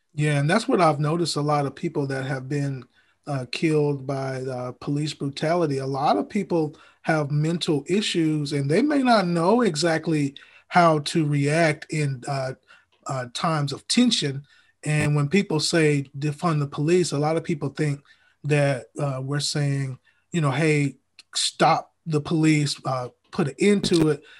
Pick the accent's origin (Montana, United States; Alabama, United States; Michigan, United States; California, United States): Alabama, United States; Huntsville; I'm actually from Huntsville